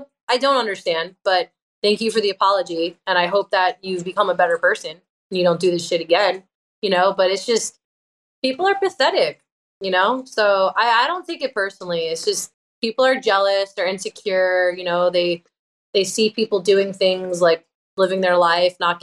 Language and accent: English; Long Island, New York, United States; I was in a band at the time on Long Island, where I'm from